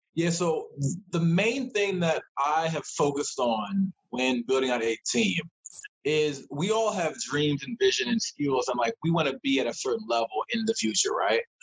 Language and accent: English; Columbia, Maryland, United States; I'm from Maryland. Uh, grew up uh, in uh, the Laurel, Columbia area